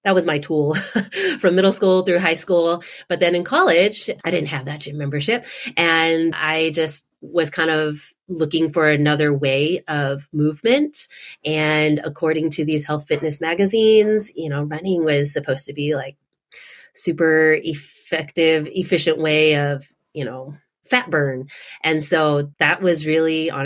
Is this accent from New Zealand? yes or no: no; Houston, Texas, United States; moved away as an adult; also born or lived in Austin, Texas / Orange County, California / Boston area; now in Boston, United States; my sister and I, we were born and raised in Houston, Texas